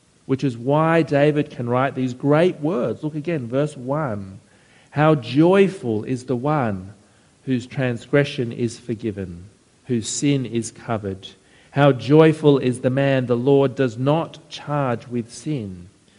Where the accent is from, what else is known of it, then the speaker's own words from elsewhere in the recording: Penrith, New South Wales, Australia; I grew up out near Penrith